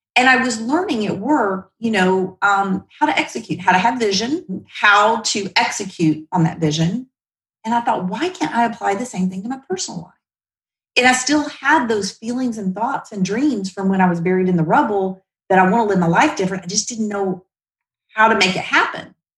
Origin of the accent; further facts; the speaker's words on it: Shreveport, Louisiana, United States; moved away as an adult; also born or lived in Oklahoma City; grew up again in the South